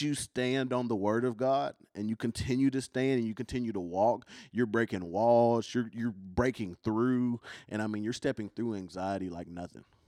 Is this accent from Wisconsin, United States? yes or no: no; Kentucky, United States; accent: country; I'm from Kentucky